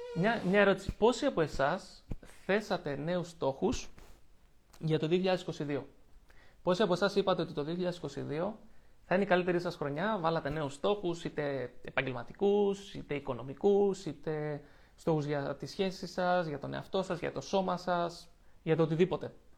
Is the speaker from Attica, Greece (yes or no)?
yes; Lavrio, Attica, Greece; moved away as an adult; έφυγα από την πόλη μου. Από εκεί που ζούσα στο Λαύριο και είχα του φίλου μου εκεί, ζούσα με τη μητέρα μου